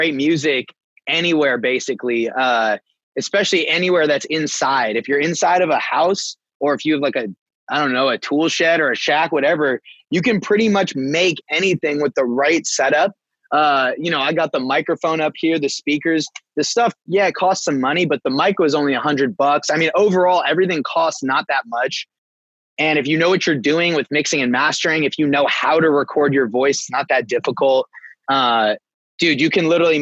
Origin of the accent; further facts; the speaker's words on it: Bay Area, California, United States; From California, from the Bay Area